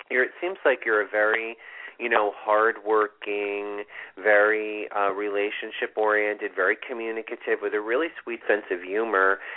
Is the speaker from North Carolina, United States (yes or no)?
no; New Britain, Connecticut, United States; 1989. And I was born 1:18 a.m. in New Bern, Connecticut.